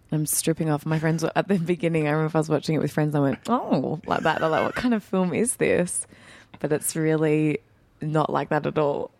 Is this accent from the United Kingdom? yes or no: no; Perth, Western Australia, Australia; I'm born and bred in Perth, but my family, the background is, uh, from Northern Greece, so Greek Macedonian